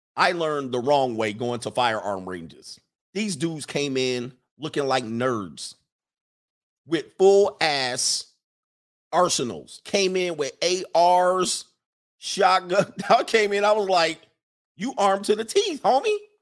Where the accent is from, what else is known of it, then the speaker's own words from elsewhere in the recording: United States; We come over from America